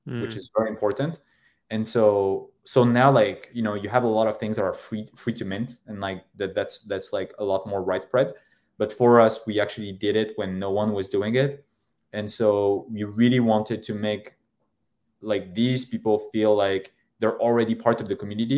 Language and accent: English; Paris, Île-de-France, France; I'm French, but I'm from Paris. I'm from, you know, the 18th district.